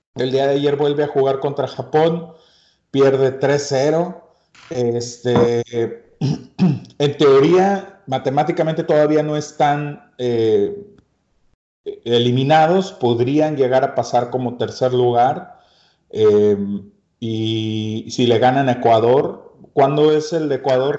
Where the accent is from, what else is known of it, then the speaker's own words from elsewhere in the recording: Mexico; uno como mexicano, nuestro ADN, nuestra herencia